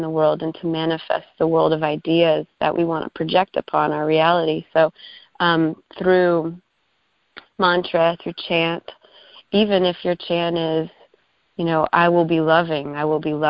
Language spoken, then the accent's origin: English; Arlington, Virginia, United States; I grew up in Arlington and lived in a condo for a lot of my childhood, you know, like right across the street from Bolston Mall.